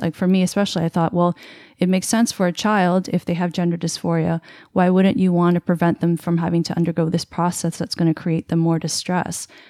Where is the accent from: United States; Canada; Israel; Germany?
Canada; I'm Canadian